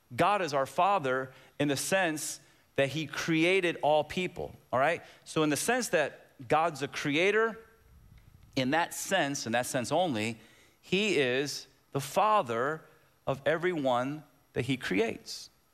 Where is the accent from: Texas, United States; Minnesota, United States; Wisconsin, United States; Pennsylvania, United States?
Texas, United States; Waco; moved away; also born or lived in Tampa, Florida; I was born physically in 1966 in Waco, Texas.